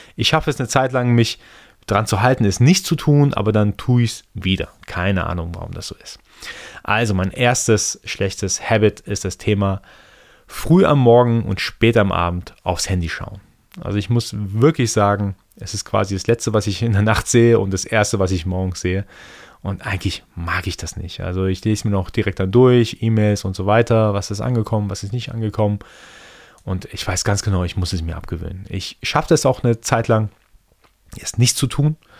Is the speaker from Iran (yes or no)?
yes; Iran; first language Persian; German is a second language; moved away; Ich bin gebürtiger Perser, gebürtiger Iraner